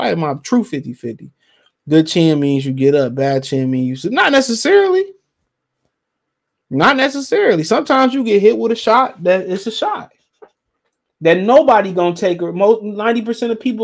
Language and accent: English; Texas, United States; I'm from Texas